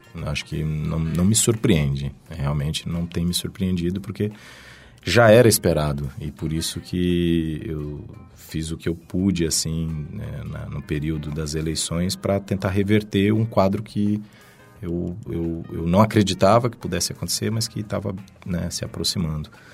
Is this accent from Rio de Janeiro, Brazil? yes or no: no; Goiânia, Goiás, Brazil; moved away as an adult; now in São Paulo, Brazil; venho de Goiânia, né, capital de Goiás, até fiquei lá até os meus 18 anos